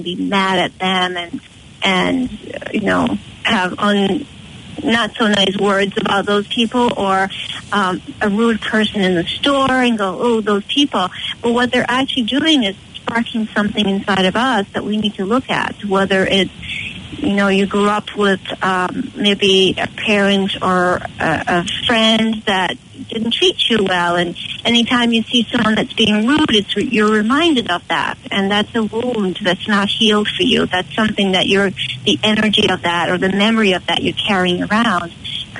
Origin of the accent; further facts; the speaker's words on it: Connemara, Galway, Connacht, Ireland; moved away as an adult; now in Boston, United States; I'm out in Connemara area, out in the country, born and raised there, and I moved to Boston about 23 years ago, and Boston's been my home ever since.